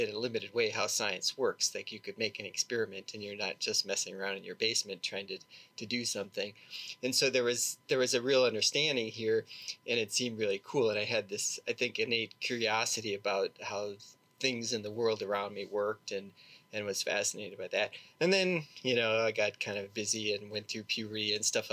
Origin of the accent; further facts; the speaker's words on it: Milwaukee, Wisconsin, United States; I grew up in suburb of Milwaukee, Wisconsin